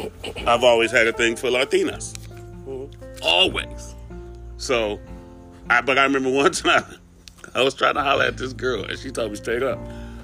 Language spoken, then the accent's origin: English; Compton, California, United States; we grew up in Compton.